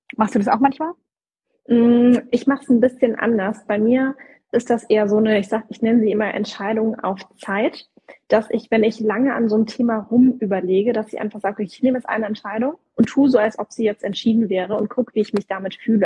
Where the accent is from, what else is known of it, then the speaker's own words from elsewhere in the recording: Southern Germany, Germany; ich komme aus Süddeutschland, das ist auch diese Schaffen-Mentalität, ne? also schaffe, schaffe, Häusle bauen